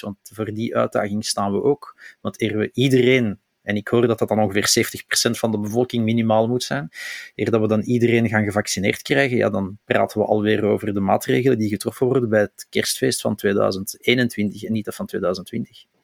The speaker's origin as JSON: {"language": "Dutch", "area": "Flemings", "region": "Flanders", "country": "Belgium", "said": "als Vlamingen"}